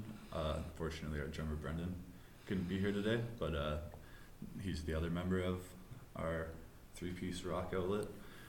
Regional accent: Portage la Prairie, Manitoba, Canada; We all kind of grew up in Portage Prairie.

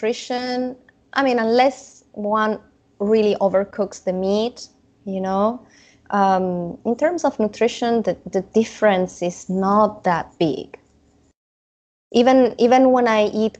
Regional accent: Italy; moved away; I didn't grow up eating raw meat, even if I grew up in Italy and they are big fans of carpaccio

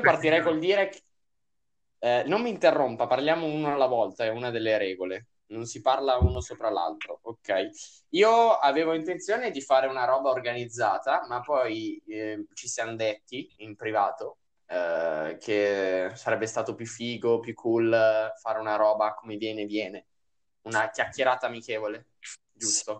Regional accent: Lombardy, Italy; noi siamo della Lombardia

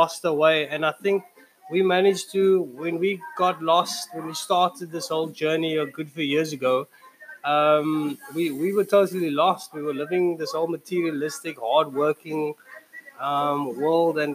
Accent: Cape Town, Western Cape, South Africa; Hanover Park. Hanover Park, that's my hometown

